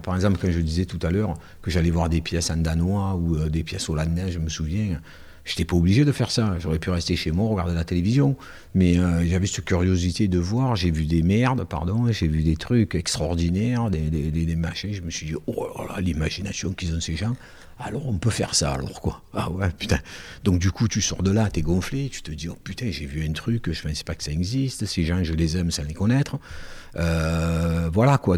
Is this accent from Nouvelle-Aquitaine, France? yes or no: no; Marseille, Provence-Alpes-Côte d'Azur, France; accent: Marseille accent